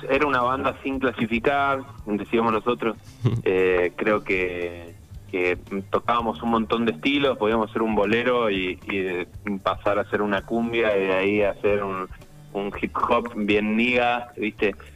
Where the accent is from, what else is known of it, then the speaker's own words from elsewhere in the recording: Buenos Aires Province, Argentina; now in Mendoza, Argentina; Me vine en el 2008, 2009 para acá eh, y bueno, me, arraigué, digamos, a, la cultura, eh, a la movida. Eh, soy oriundo de, de de ahí de Buenos Aires, de, Gran Buenos Aires.